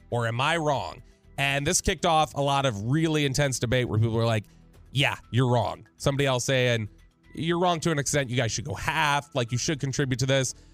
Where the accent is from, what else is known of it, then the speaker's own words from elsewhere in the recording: Farmers Branch, Texas, United States; my hometown of Farmers Branch, Texas.